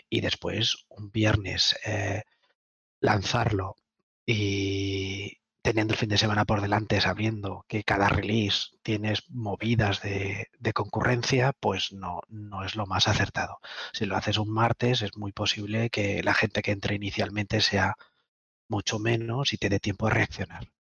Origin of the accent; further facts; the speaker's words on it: Tenerife, Canary Islands, Spain; Algunos nacimos en Tenerife